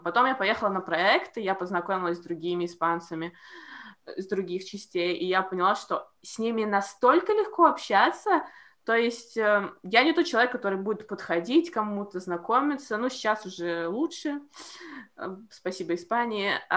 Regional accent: Latvia; я из Латвии

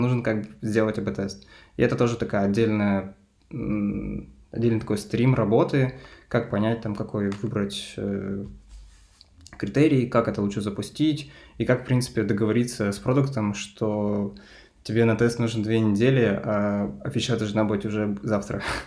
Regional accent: Lysva, Perm Krai, Russia; я родом из Перми, и я переехал из маленького города, который называется Лысьево, а, в этот такой, типа, региональный центр.

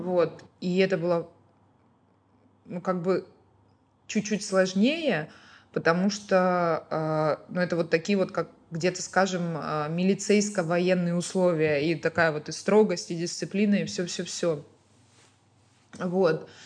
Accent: Ukraine; moved away as an adult; now in Baku, Azerbaijan

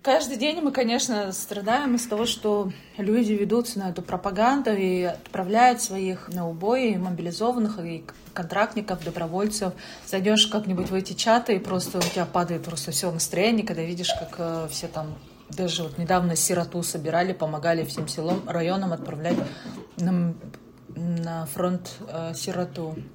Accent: Buryatia, Russia; also born or lived in Saint Petersburg; now in United States; я вот из Бурятии

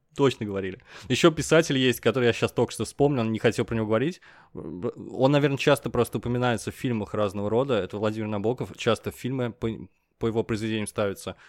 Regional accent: Russia; Мы говорим, из России

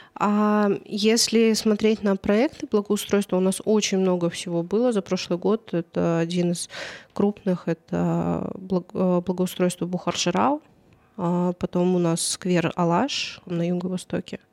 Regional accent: Karaganda, Karaganda Region, Kazakhstan; also born or lived in Czech Republic; потом вернулась в Караганду

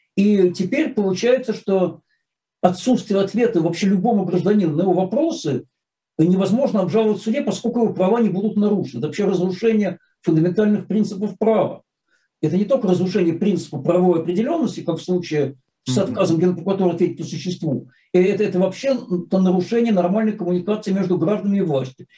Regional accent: Saint Petersburg, Russia; как истинный ленинградец

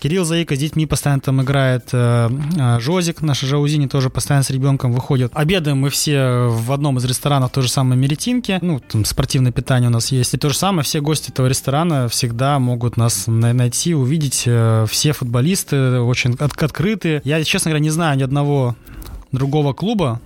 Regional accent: Saint Petersburg, Russia; now in Sochi, Russia; я сам из Петербурга

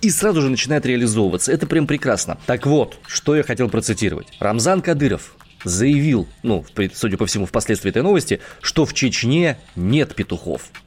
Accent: Omsk, Omsk Oblast, Russia; я родом из Омска

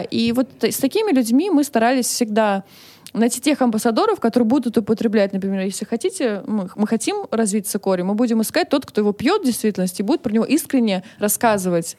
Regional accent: Moscow, Russia; Я родилась в Москве, э, училась в хороших э, учреждениях

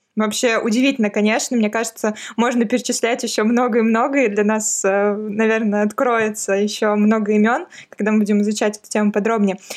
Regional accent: Kolchugino, Vladimir Oblast, Russia; moved away; я сама уроженка Владимирской области

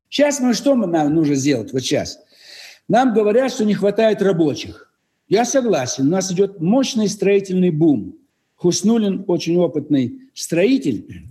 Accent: Belarus; now in Moscow, Russia; Я родом из Беларуси, живу в России, в Москве

